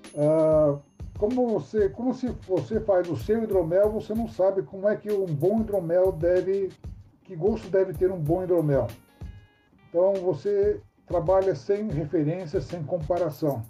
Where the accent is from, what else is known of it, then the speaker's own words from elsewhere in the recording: São Paulo, Brazil; Sou paulistano